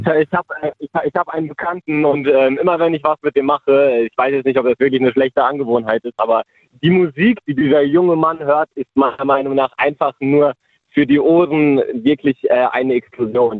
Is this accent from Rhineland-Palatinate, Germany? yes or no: yes; Speyer, Rhineland-Palatinate, Germany; ich komme aus Speyer.